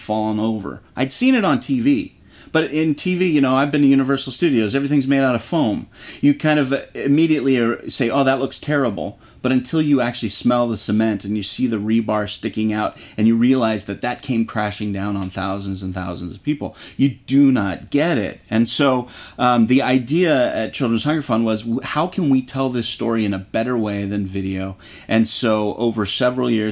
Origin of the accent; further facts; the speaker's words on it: Orange County, California, United States; I grew up in Orange County, down the street from Knott's Berry Farm and Disneyland